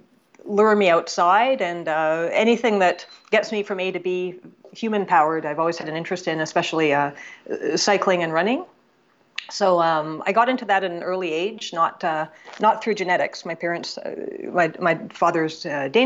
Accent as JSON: {"language": "English", "country": "Canada"}